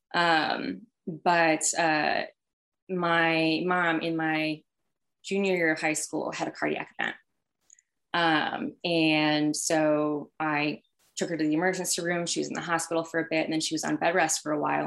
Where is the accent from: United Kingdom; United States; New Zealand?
United States; Healdsburg, California; I am um, originally from Sonoma County in Northern California. So I grew up in wine country. Um, and it was uh, a really small town. I'm from Healdsburg specifically.